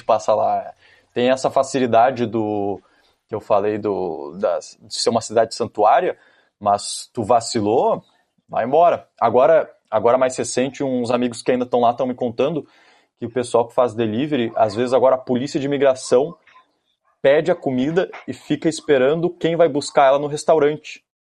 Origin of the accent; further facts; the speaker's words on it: Rio Grande do Sul, Brazil; also born or lived in California, United States; Eu era o, um dos gaúchos